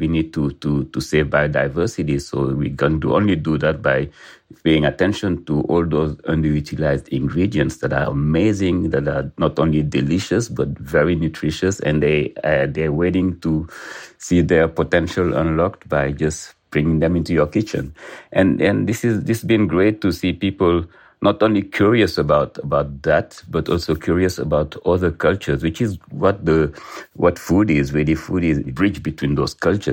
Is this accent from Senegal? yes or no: yes; Senegal; I'm a chef from Senegal